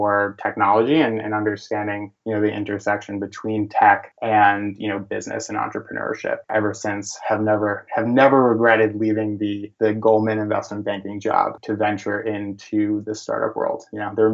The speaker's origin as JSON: {"language": "English", "town": "New York City", "region": "New York", "country": "United States", "tie": "born or raised there", "said": "I was born and raised in New York City"}